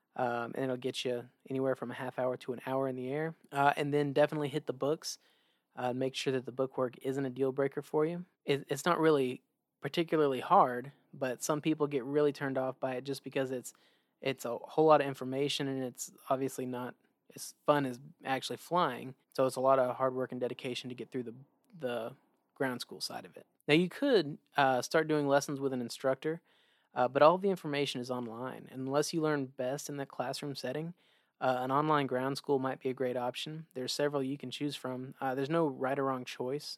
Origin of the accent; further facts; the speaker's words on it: Oklahoma, United States; also born or lived in Maryland; I claim Oklahoma as my home state, but I was actually born in Maryland